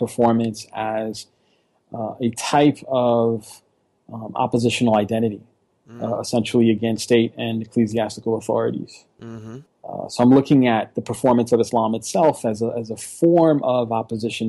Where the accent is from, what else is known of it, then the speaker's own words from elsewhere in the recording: New York City, New York, United States; moved away as an adult; now in Philadelphia, United States; I'm originally from New York. I am the child of a Dominican immigrant mother who came during the late 60s. And I was born in the late 70s myself and kind of lived through the 80s